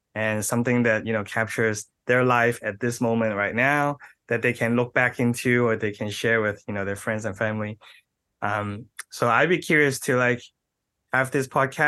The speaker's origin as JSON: {"language": "English", "country": "Australia", "tie": "born there", "said": "I was born in Australia."}